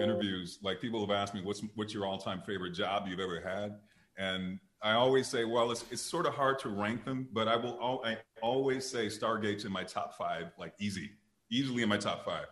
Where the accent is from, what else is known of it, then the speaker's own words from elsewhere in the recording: Detroit, Michigan, United States; I'm from Detroit, Michigan